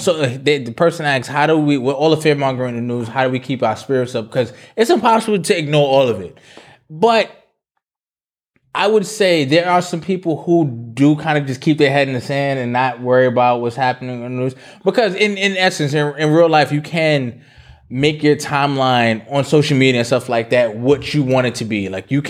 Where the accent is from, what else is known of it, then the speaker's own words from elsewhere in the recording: New York, United States; I'm Jamaican, or because I'm from New York, I don't want reparations because secretly I want to be something else.